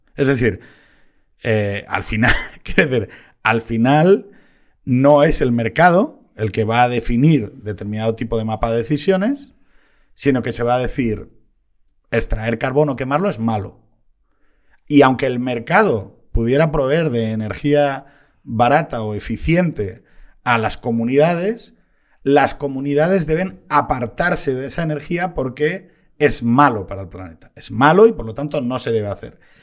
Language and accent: Spanish; Asturias, Spain; como asturiano